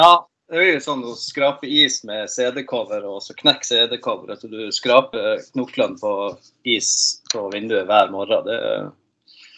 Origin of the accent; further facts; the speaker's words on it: Tromsø, Troms, Norway; moved away as an adult; now in Gothenburg, Sweden; jeg er født og oppvokst i Nord-Norge, Tromsø